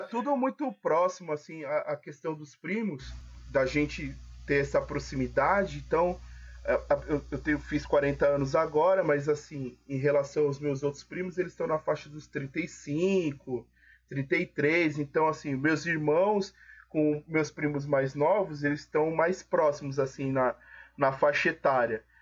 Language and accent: Portuguese; São Paulo, Brazil; minha família é baiana, né? Eu nasci aqui em São Paulo